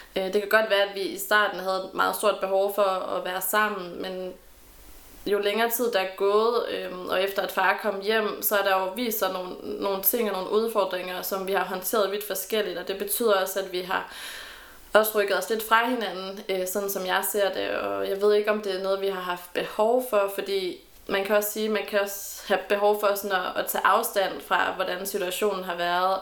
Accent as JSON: {"language": "Danish", "town": "Randers", "region": "Central Denmark Region", "country": "Denmark", "also_born_or_lived": "Aalborg", "moved": "as an adult", "lives_now": "Aarhus, Denmark", "said": "det her hjemme i Randers"}